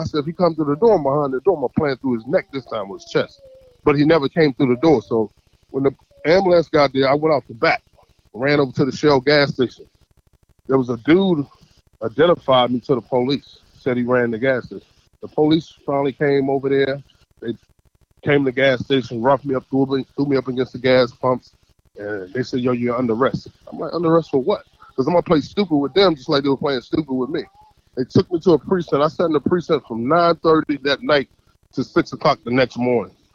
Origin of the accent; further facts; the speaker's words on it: North Carolina, United States; I'm from North Carolina